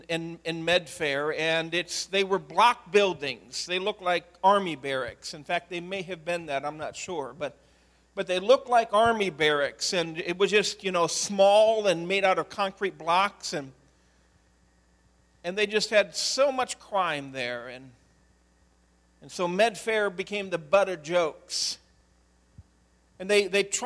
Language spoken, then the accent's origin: English; Medina, Ohio, United States; In the 70s, I grew up in Medina, Ohio